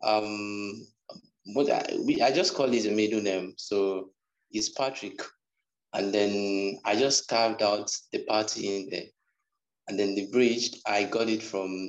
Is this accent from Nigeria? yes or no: yes; Umuahia, Abia, Nigeria; accent: Nigerian; also born or lived in Ghana; I'm from Nigeria, Abia State specifically, and Umuahia, that's a city.